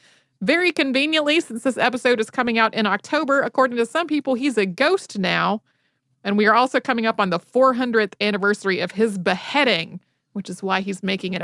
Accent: North Carolina, United States; I grew up in North Carolina

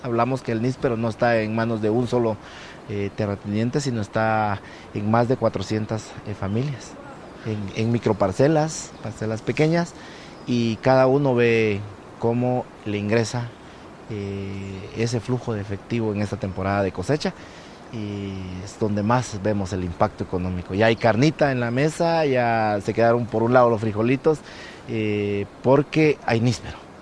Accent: San Pedro Las Huertas, Sacatepéquez, Guatemala; Yo soy originario de San Pedro Las Huertas

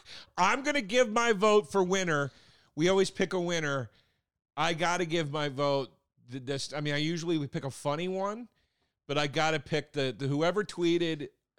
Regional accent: Scotland, United Kingdom; I'm from Scotland, and I haven't actually tried any of these

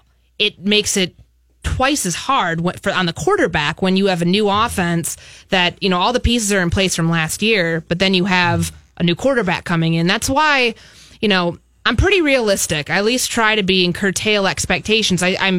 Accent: Chicago, Illinois, United States; also born or lived in Bay Area, United States; I'm from Chicago originally, so I love the Midwest.

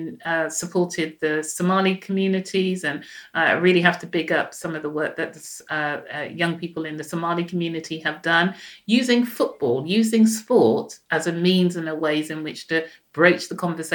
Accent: Jamaica; now in United Kingdom; I'm Jamaican

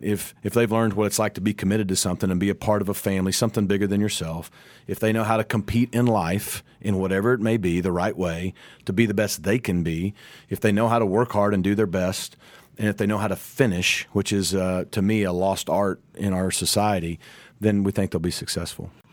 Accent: Arkansas, United States; moved away as an adult; now in Dallas, United States; I'm from Arkansas

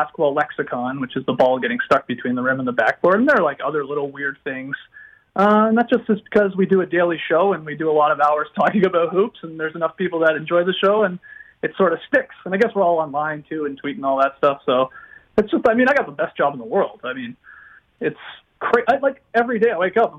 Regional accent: Stratford, Ontario, Canada; I grew up in Stratford, Ontario

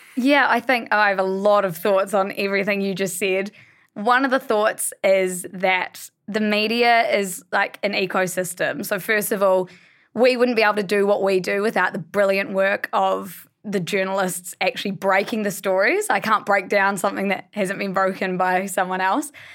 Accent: Blenheim, Marlborough, New Zealand; We're all from Blenheim, which is a small town

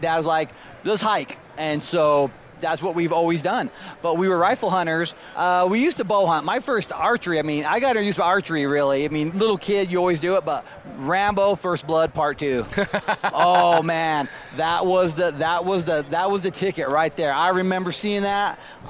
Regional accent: Utah, United States; Growing up, I'm born and raised here in Utah.

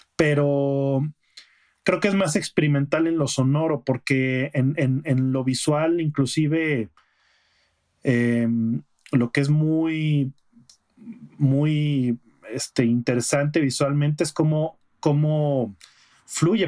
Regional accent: Aguascalientes, Mexico; moved away; allá en Aguascalientes, de donde yo soy

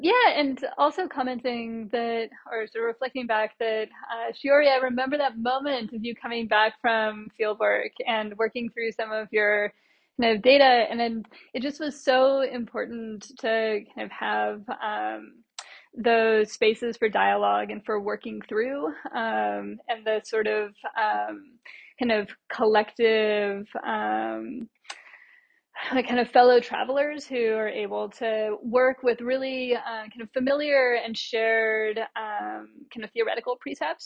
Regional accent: United States; moved away as an adult; also born or lived in Latin America; now in Australia; as an American or sort of US based uh, kind of academic moving first to Latin America and then to Australia

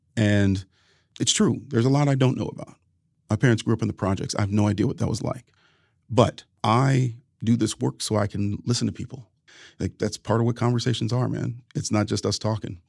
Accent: Ohio, United States; we were two Ohio boys

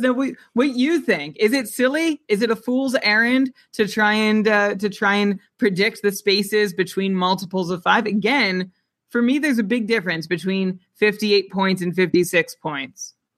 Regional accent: Canada; I'm Canadian

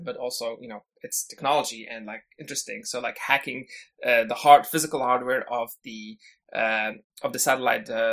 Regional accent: Syria; moved away as an adult; now in Canada; I actually was born and raised in Syria before I came to Canada, and pretty much spent my entire youth in Syria. I think I came to Canada around when I was 19 or 20

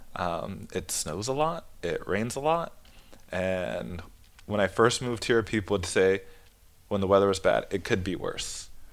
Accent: San Jose, California, United States; moved away as an adult; now in Denmark; I'm from Northern California, so it's a very diverse area, the Bay Area

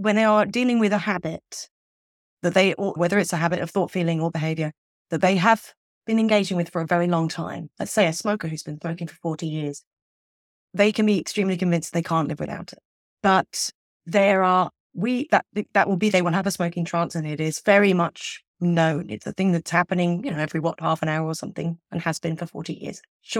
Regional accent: England, United Kingdom; So as somebody growing up in England, not everybody believes in Father Christmas as a child.

